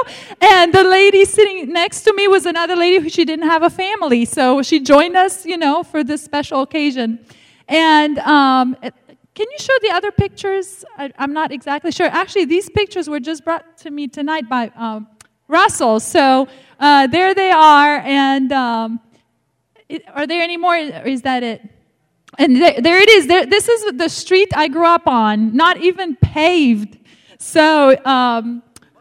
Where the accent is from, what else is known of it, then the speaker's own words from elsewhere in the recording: Romania; English is a second language; moved away; growing up in the Romanian church